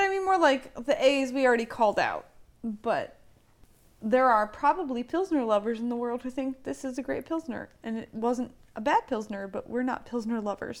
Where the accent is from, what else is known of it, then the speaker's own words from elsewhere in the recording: Lancaster County, Pennsylvania, United States; I grew up in Lancaster County, and so there have been a lot of Amish in my life.